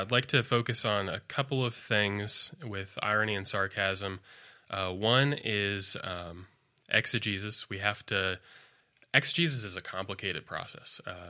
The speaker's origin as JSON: {"language": "English", "town": "Colorado Springs", "region": "Colorado", "country": "United States", "said": "I moved out this direction from Colorado Springs, Colorado."}